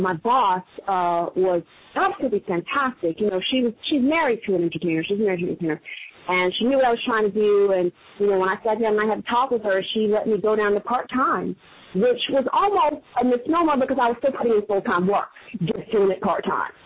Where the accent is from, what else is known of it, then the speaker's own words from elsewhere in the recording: New York City, New York, United States; I am from Queens